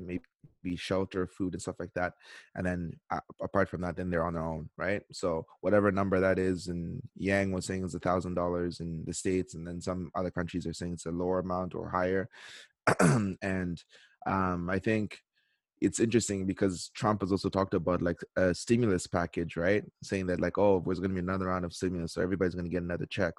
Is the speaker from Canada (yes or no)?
yes; Canada; moved away as an adult; now in South Korea; I'm in South Korea. But, you know, I am Canadian